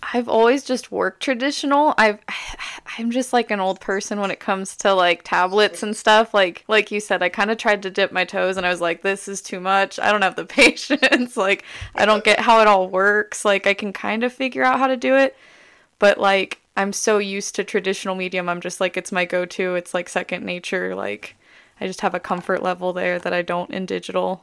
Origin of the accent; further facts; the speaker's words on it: Las Vegas, Nevada, United States; moved away; also born or lived in Alabama; I'm from Las Vegas, Nevada. I lived in Alabama for a while